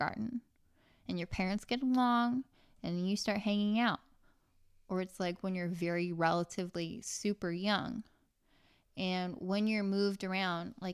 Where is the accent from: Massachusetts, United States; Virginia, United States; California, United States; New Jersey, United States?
California, United States; born or raised there; also born or lived in Santa Ana, California / Garden Grove, California / Huntington Beach, California